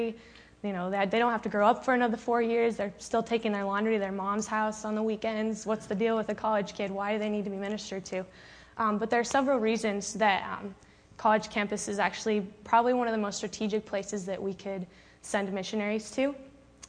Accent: Phoenix, Arizona, United States; I'm from Phoenix, Arizona

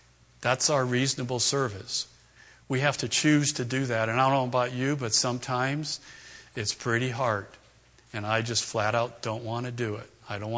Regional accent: East Coast, United States; moved away; Raised back east, Red Sox fan, hated the Yankees

